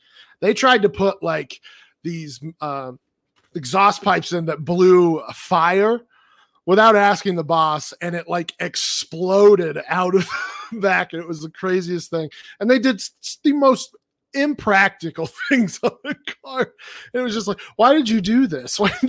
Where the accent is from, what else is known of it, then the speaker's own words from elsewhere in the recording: Australia; I'm from Australia.